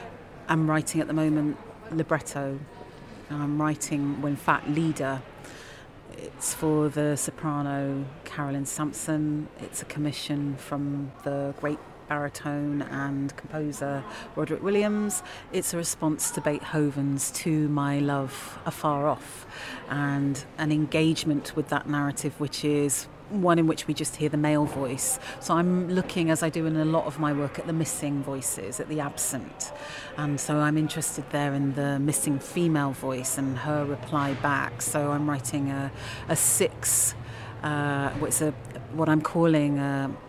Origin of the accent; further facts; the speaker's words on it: London, United Kingdom; moved away as an adult; also born or lived in New York; now in Leeds, United Kingdom; I'm a Londoner, and London is also my home